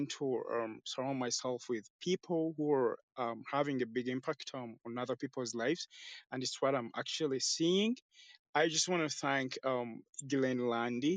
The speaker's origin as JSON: {"language": "English", "country": "Uganda", "said": "from Uganda. I run an orphanage with my sister"}